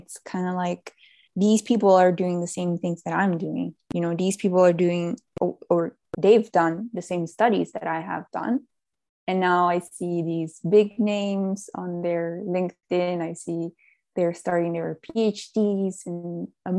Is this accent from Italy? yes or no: yes; Italy; also born or lived in Netherlands; I came back to Italy, my home country